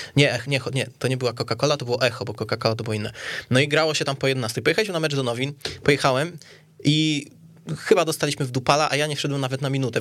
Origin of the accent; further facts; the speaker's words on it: Kielce, Świętokrzyskie Voivodeship, Poland; ja ze Stoku